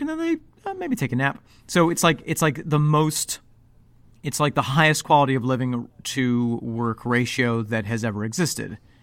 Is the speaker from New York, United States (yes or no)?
yes; upstate New York, United States; also born or lived in Evanston, Illinois; once we moved from Evanston to upstate New York